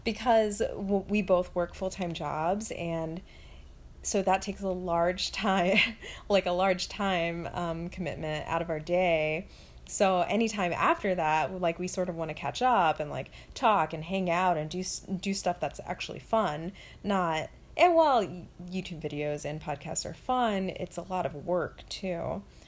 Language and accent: English; the South, United States; also born or lived in Orlando; now in Buffalo, United States; I'm from the South.